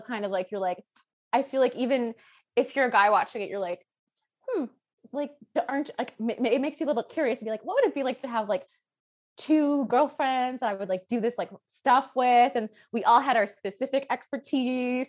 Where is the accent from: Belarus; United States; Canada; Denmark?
Canada; Toronto, Ontario; I grew up in Toronto, I'm from Toronto